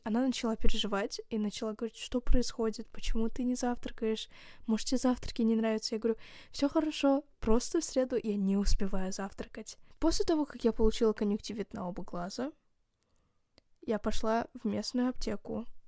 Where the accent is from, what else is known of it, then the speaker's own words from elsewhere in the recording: Kazakhstan; я из Казахстана